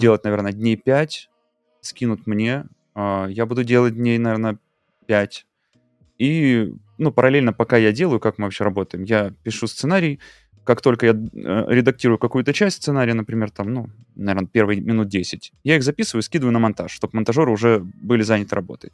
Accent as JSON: {"language": "Russian", "country": "Russia", "also_born_or_lived": "Mexico", "moved": "yes", "said": "я уехал из Мексики в Россию, переехал, ну, в смысле, вернулся домой"}